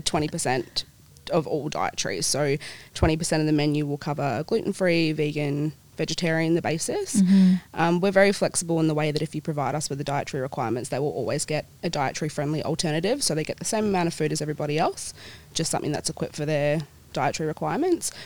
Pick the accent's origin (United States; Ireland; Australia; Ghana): Australia; Perth, Western Australia; also born or lived in New Zealand / Swan Valley; My whole family and I, we moved over here to Perth when I was about four. Dad's in the mining industry, so we've lived in a few states, but always end up coming back to Perth